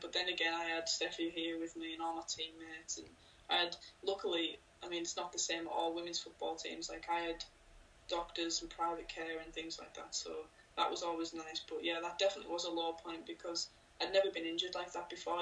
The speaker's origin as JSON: {"language": "English", "area": "Cumbria", "region": "North West England", "country": "United Kingdom", "said": "I'm from Cumbria"}